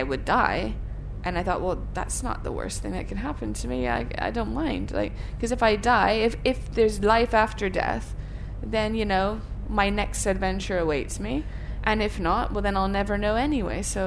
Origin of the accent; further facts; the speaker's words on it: Thailand; moved away; I grew up in Thailand, so I have all kinds of childhood memories